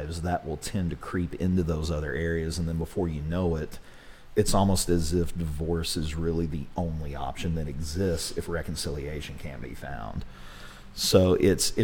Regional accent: Ringling, Oklahoma, United States; growing up and being homeschooled and growing up in Ringling, which is a very small town

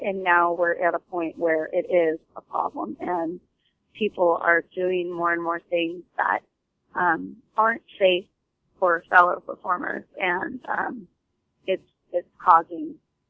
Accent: California, United States; Well, I'm from California, and my family's from the East Coast, but I am a California born and raised.

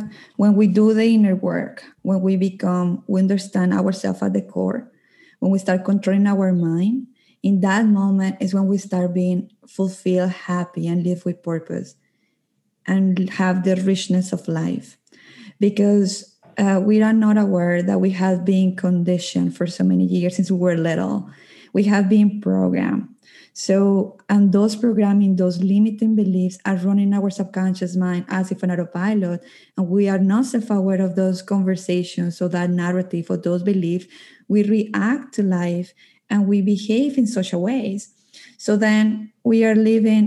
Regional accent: Colombia; moved away as an adult; now in Calgary, Canada; I'm originally from Colombia, but I live in Canada, in Calgary. I have been living in Canada for 12 years

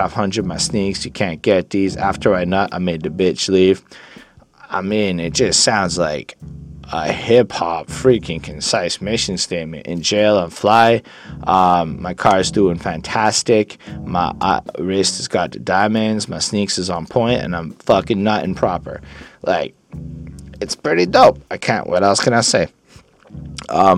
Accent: Quebec, Canada; I'm from Quebec. On parle français ici

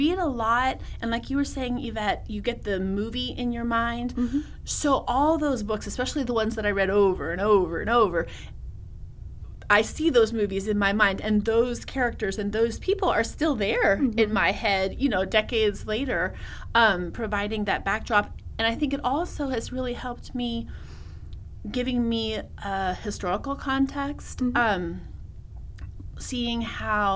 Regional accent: California, United States; growing up in California, working in the Latino community

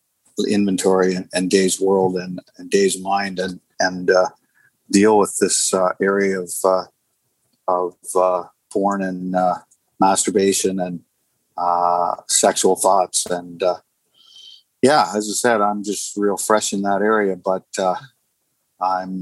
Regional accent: Sarnia, Ontario, Canada; I'm from Sarnia, Ontario, Canada

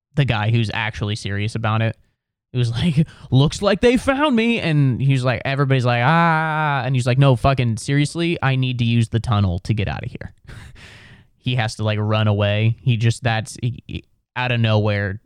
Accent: Ohio, United States; I'm from Ohio

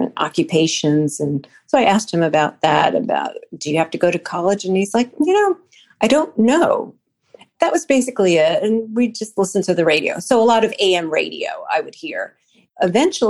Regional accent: Commack, New York, United States; also born or lived in Manhattan / Queens; I was born in Manhattan and we lived in Queens up until about the age of three. We moved to Comac. So I was pretty much raised on Long Island since 1968.

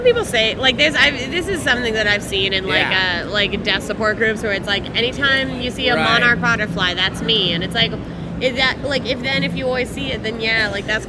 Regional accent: California, United States; we're both from California

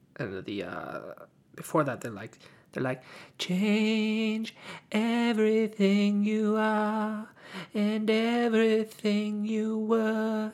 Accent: United States; I'm American.

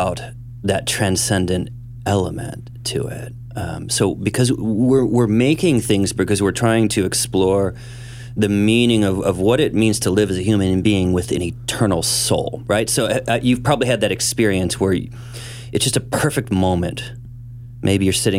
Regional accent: St. Charles, Missouri, United States; I grew up in St. Charles, Missouri here. Which is just west of Saint Louis

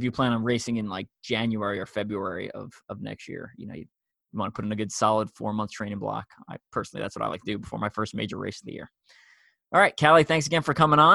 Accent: New York, United States; moved away; also born or lived in Long Island; I'm from New York, and I'm used to people talking fast

